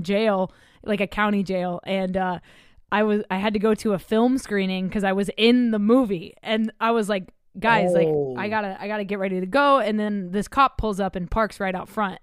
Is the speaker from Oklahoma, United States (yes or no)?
yes; Oklahoma, United States; moved away; I'm from Oklahoma originally.